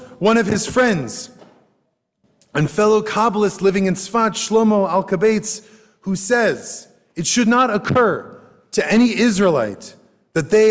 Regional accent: United States; I am an American Jew

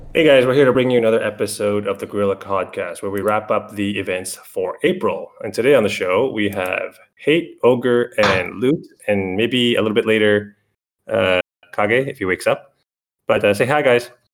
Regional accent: Canada; I'm Canadian.

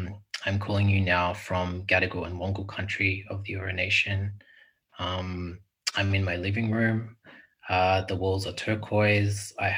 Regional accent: Philippines; I'm a Filipino artist mixed Tagalog, Ilocano and European French Irish.

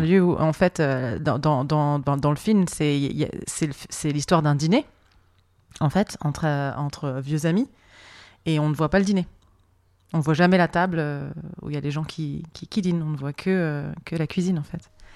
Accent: France; je suis française

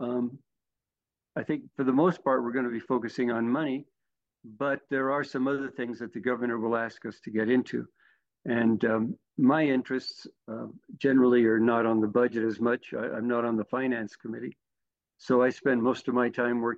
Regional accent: Santa Fe, New Mexico, United States; also born or lived in New Orleans; now in Albuquerque, United States; I was born in Santa Fe. Like you, I'm a Santa Fean. Went to St. Michael's in Santa Fe

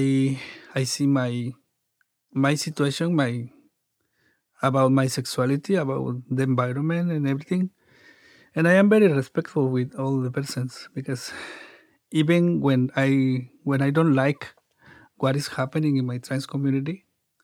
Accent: Mexico; English is a second language; now in San Diego, United States; I grew up in Mexico

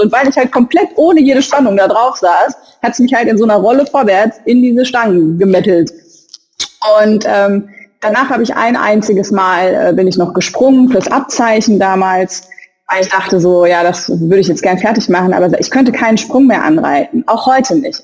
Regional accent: Saarland, Germany; ich bin Saarländerin.

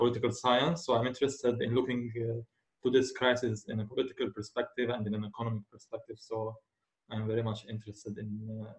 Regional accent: Lebanon; I'm from Lebanon.

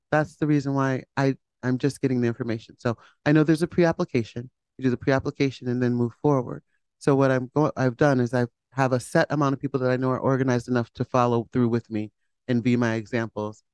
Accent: Hamden, Connecticut, United States; I grew up in Hamden with my mom and dad. My dad worked at Pratt

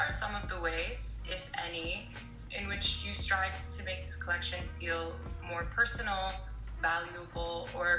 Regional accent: United States; from the United States

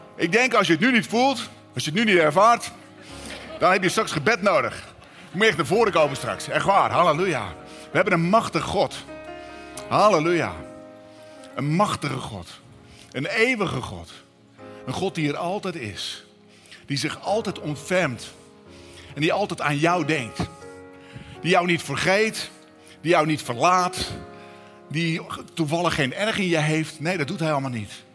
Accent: Katwijk, South Holland, Netherlands; We komen uit Katwijk

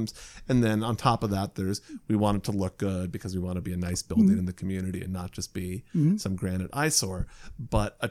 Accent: Indiana, United States; as a kid, I grew up in Indiana

